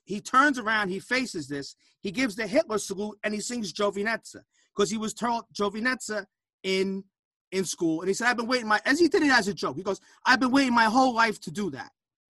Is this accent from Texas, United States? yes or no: no; New Jersey, United States; I'm from New Jersey.